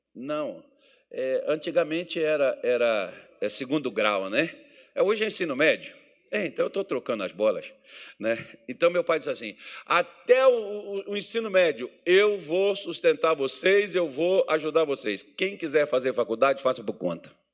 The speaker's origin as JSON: {"language": "Portuguese", "country": "Brazil", "said": "nós somos brasileiros"}